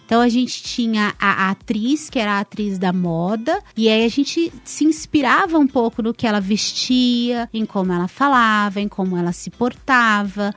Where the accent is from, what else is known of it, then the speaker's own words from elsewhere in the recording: São Paulo, Brazil; Eu, eu sou de São Paulo